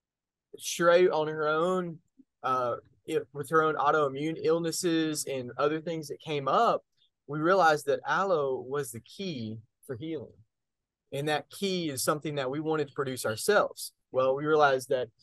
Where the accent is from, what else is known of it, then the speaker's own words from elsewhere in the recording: North Texas, United States; I grew up in North Texas and grew up on a farm